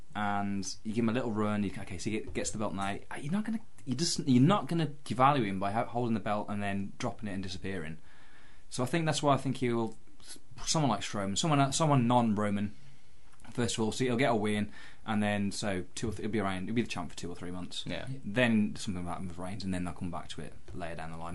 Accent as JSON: {"language": "English", "country": "Ireland", "said": "I'm Irish."}